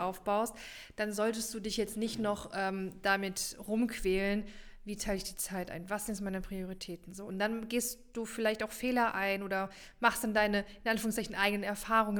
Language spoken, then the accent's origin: German; Rhine-Main area, Germany; hier bei uns im Rhein-Main-Gebiet